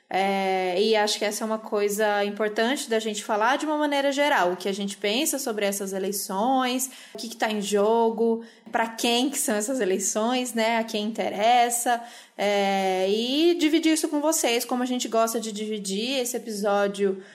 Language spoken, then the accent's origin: Portuguese; Campinas, São Paulo, Brazil; now in São Paulo, Brazil; eu não cresci em São Paulo, mas cresci em Campinas